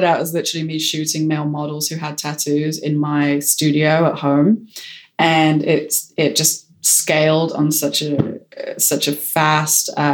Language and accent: English; United Kingdom; being British